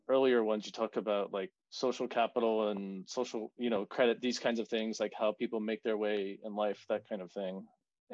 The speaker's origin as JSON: {"language": "English", "town": "New Orleans", "region": "Louisiana", "country": "United States", "tie": "born or raised there", "also_born_or_lived": "Georgia", "moved": "as an adult", "said": "I grew up in New Orleans"}